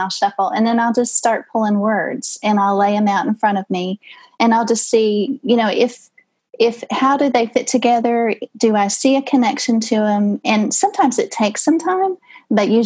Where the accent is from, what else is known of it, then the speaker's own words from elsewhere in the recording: Texas, United States; So I'm Texan